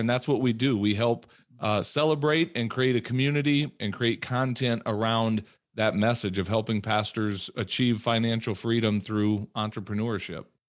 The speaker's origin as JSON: {"language": "English", "town": "Peoria", "region": "Illinois", "country": "United States", "tie": "born or raised there", "also_born_or_lived": "Minnesota", "moved": "as an adult", "lives_now": "South Dakota, United States", "said": "When I was about ten years old, we moved down to Peoria, Illinois, to, and, um, that's really where I grew up."}